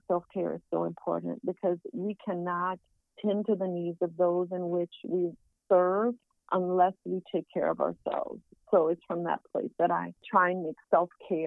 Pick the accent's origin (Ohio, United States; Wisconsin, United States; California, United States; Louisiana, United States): Louisiana, United States; Southwest; I'm from Southwest Louisiana, where we have Zydeco music